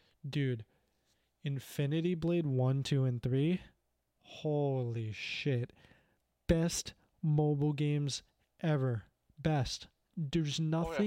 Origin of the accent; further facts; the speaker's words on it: Canada; being Canadian